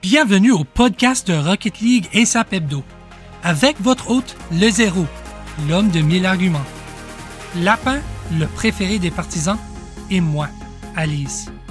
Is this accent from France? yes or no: no; Ontario, Canada; accent: mix of Canadian French and French French; Mais j'ai j'ai vécu toute ma vie au Canada. J'ai fait une, mon éducation à une école en français au Canada, en Ontario. Et donc, euh, mon accent, c'est un mélange de, de, français canadien avec euh, du français français aussi